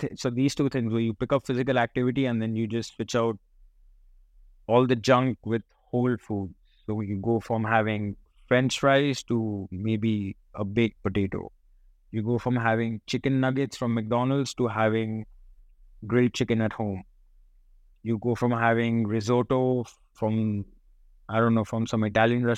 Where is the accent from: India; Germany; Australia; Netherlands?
India; Kolkata, West Bengal; moved away as an adult; also born or lived in United States; I was born in Calcutta.